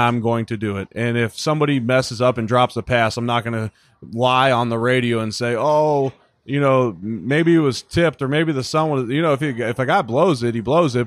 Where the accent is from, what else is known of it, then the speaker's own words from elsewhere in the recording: Cincinnati, Ohio, United States; now in Buffalo, United States; growing up in Cincinnati